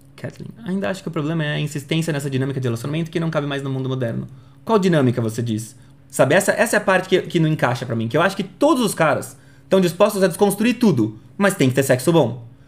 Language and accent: Portuguese; São Paulo, Brazil; Eu sou de São Paulo.